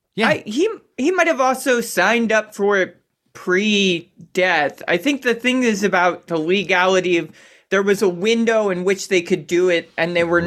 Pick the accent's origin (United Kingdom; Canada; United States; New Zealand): United States; Baltimore, Maryland; now in Seattle, United States; growing up in Baltimore, we always had like uh, rope swings